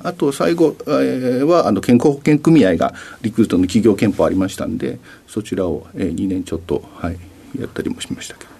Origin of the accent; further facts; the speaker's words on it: Nagoya, Aichi, Japan; 出身は名古屋の北区上井田っていう土地になります